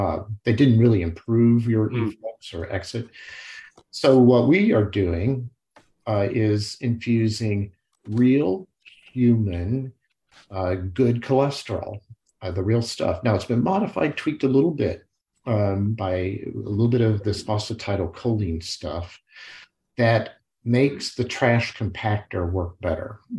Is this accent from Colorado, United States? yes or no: no; Kankakee, Illinois, United States; moved away; in my hometown, where I grew up as a kid from fourth grade through high school, Kankakee, Illinois